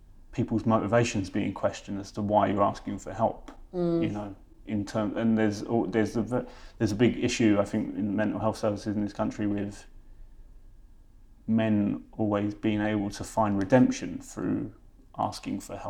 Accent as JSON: {"language": "English", "region": "London", "country": "United Kingdom", "tie": "born or raised there", "said": "I was born in Westminster in London. And then one of our first houses, we lived in Housing Association, but we lived behind the Houses of Parliament"}